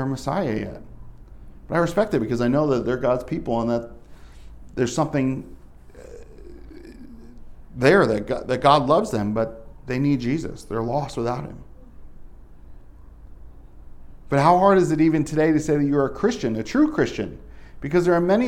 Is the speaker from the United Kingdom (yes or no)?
no; Northeast, United States; moved away; I'm from the Northeast.